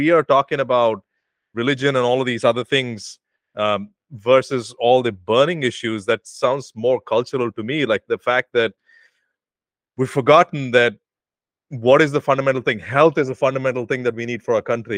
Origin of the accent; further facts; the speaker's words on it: India; moved away as an adult; now in United States; my country, which is my home country